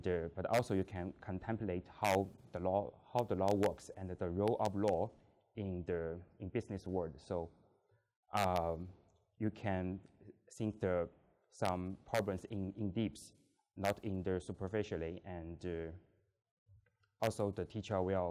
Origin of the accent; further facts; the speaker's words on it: China; moved away as an adult; now in London, United Kingdom; I'm from China